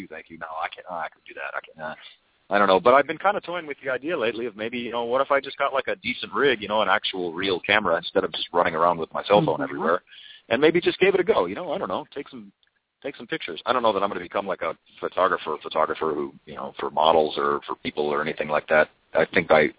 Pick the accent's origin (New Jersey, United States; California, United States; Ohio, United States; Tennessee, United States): California, United States; Redondo Beach; also born or lived in Torrance, California; I was born in Torrance, Southern California. I was raised in South Bay, kind of like Redondo Beach, Hermosa Beach area